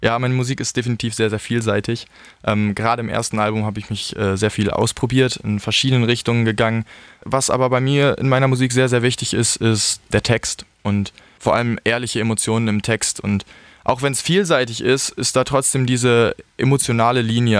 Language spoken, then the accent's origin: German; Portugal; now in Altensteig, Germany; ich bin in Portugal aufgewachsen.